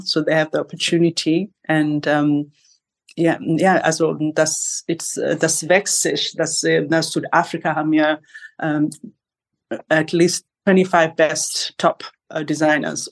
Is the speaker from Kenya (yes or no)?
yes; Kenya; German is a second language; now in Berlin, Germany; ich bin von Kenia geboren in Kenia